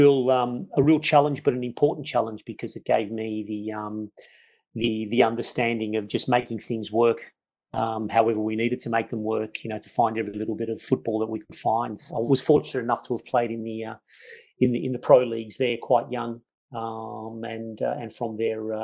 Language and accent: English; Melbourne, Victoria, Australia; I grew up in Melbourne, Australia, and from a migrant family, where obviously an Italian background family